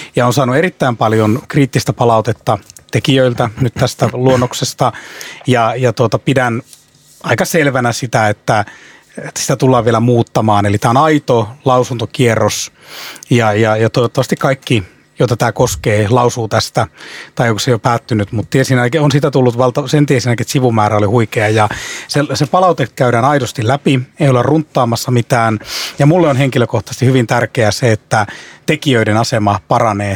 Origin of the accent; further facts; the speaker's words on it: Ostrobothnia, Finland; tuun Pohjanmaalta